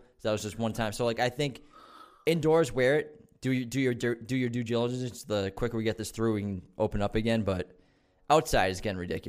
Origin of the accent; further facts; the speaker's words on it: Malden, Massachusetts, United States; born there; So I was born in Malden, but my family's from Medford. So like the first place I ever lived was I was in Medford, but we moved when I was one.